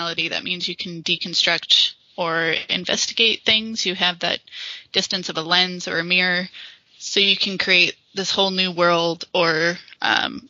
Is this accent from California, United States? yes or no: yes; California, United States; moved away as an adult; now in Edinburgh, United Kingdom; I'm originally from California, but I have moved to Scotland and now live in Edinburgh